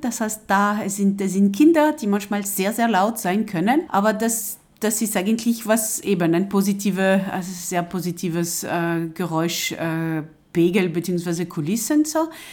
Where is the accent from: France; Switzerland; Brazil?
France; German is a second language; moved away as an adult; now in Linz, Austria; ich bin Französin und, und bin direkt am Meer aufgewachsen.